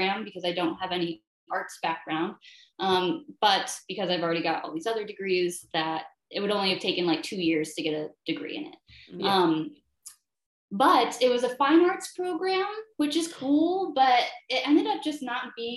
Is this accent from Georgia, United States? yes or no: no; Saranac Lake, New York, United States; I'm from Saranac Lake area in New York State